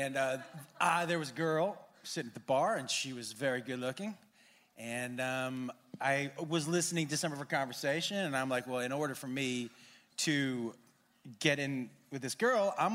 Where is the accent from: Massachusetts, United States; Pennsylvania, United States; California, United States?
Massachusetts, United States; I grew up in Massachusetts